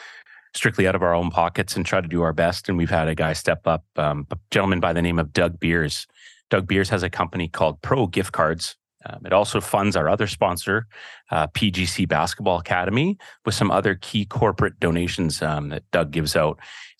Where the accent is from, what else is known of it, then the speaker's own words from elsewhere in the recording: Penticton, British Columbia, Canada; born there; We moved to Penticton. Yeah. I was born in Penticton, was there for, almost up till grade five, I want to say. And then we moved to the island and then to the mainland.